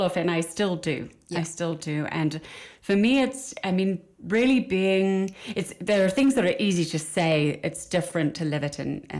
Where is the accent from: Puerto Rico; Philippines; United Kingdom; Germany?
United Kingdom; Midlands; I'm from a very small town in the middle of England. You can probably hear that with my accent.